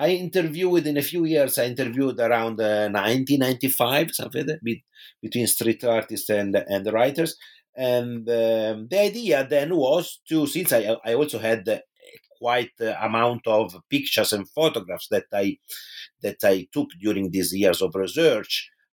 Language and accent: English; Pisa, Tuscany, Italy; in my hometown in Tuscany, which is Pisa in Italy